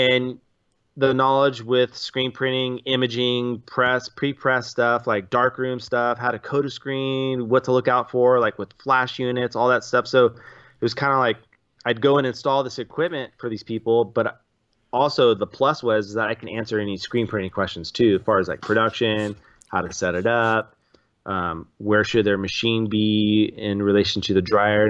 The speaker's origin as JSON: {"language": "English", "town": "San Luis Obispo", "region": "California", "country": "United States", "also_born_or_lived": "Orange County", "said": "I was from San Luis Obispo"}